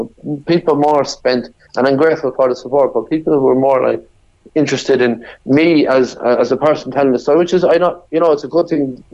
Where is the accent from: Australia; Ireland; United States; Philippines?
Ireland; Sligo, Connacht; moved away as an adult; also born or lived in Cork; I was from Sligo